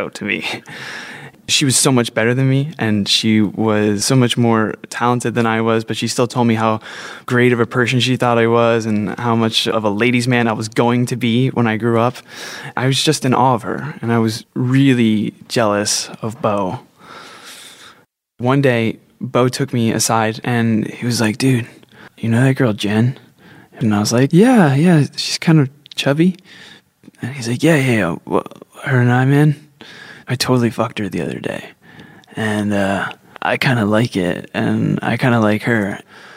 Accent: New Jersey, United States; Growing up in New Jersey

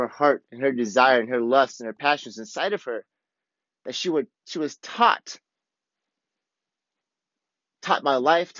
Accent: the Midwest of America, United States; moved away; also born or lived in Alton, Illinois; me growing up in the Midwest of America

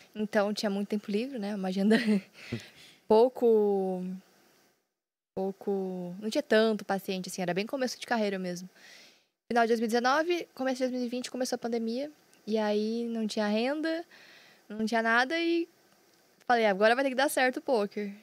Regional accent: Londrina, Paraná, Brazil; Eu sou de Londrina, Paraná, tenho 27 anos

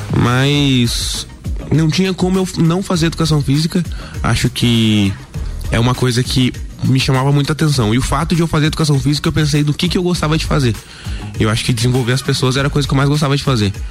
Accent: Lages, Santa Catarina, Brazil; Eu nasci aqui em Lages mesmo

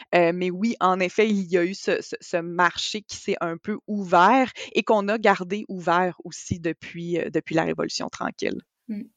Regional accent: Quebec, Canada; en tant que Québécois et Québécoise

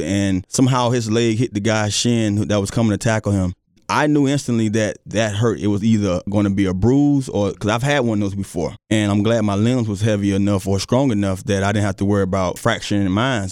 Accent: South Florida, United States; now in Virginia, United States; growing up in South Florida

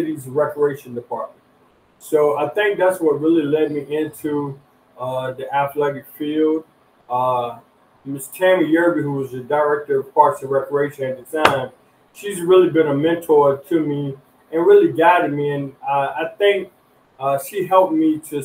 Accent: Petersburg, Virginia, United States; I really grew up here in Petersburg

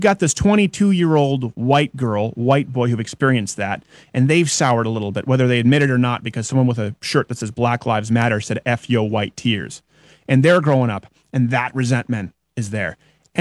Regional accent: Quebec, Canada; first language English; moved away; as an English-speaking Canadian living in French Canada, they thought I was retarded until the fourth grade because I had to go to French public schools

